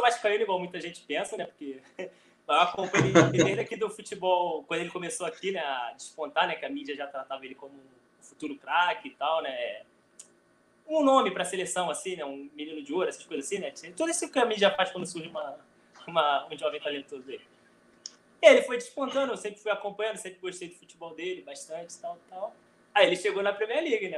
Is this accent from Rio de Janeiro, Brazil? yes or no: yes; Rio de Janeiro, Brazil; eu sou do Rio